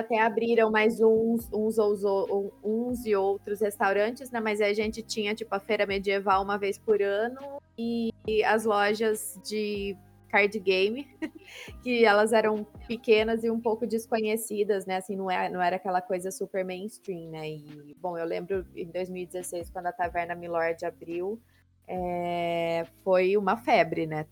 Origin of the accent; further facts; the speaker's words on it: Campinas, São Paulo, Brazil; sou de Campinas, São Paulo, mas metade do meu coração é cearense porque meu pai nasceu e cresceu em Fortaleza